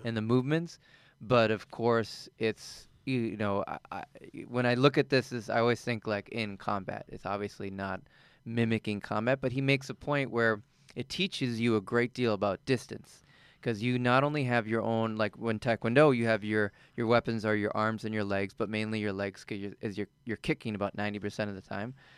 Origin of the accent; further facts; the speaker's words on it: East Coast, United States; moved away as an adult; also born or lived in Colorado; I'm originally from the East Coast